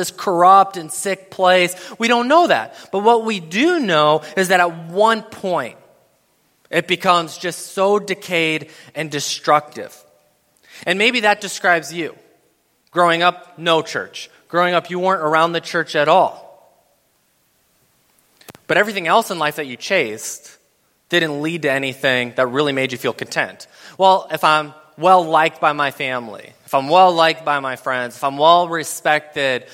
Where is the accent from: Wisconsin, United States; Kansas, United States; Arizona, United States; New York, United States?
Wisconsin, United States; Madison; I'm from Madison, Wisconsin